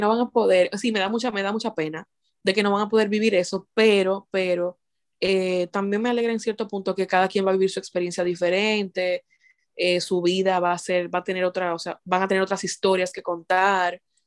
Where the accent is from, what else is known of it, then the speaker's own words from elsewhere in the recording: Dominican Republic; moved away as an adult; nosotros nos casamos en mi país de origen, en Dominicana